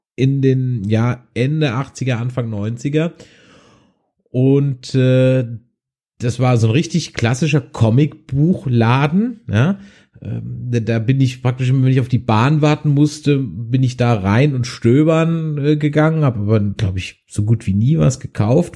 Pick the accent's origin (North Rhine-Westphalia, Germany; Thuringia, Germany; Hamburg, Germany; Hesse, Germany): North Rhine-Westphalia, Germany; Düsseldorf; bei uns in Düsseldorf in der Immermannstraße